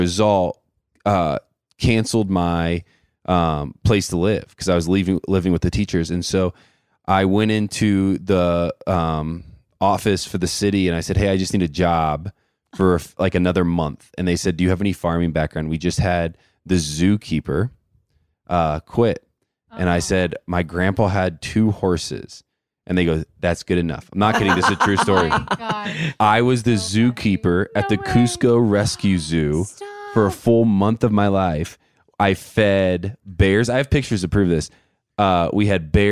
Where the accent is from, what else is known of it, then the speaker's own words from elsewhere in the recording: Indiana, United States; Trista and I are both like born in Indiana